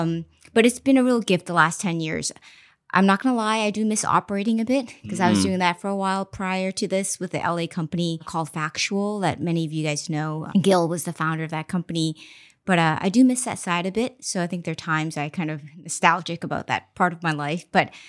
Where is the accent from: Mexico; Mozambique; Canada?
Mozambique; also born or lived in China; So I was born in China, but I actually grew up in Mozambique, Africa.